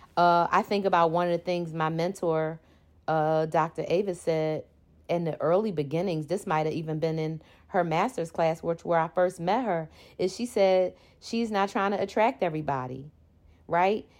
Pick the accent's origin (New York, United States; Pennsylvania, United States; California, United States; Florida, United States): Pennsylvania, United States; Philadelphia; I am from Philly. That means I'm from Philadelphia, Pennsylvania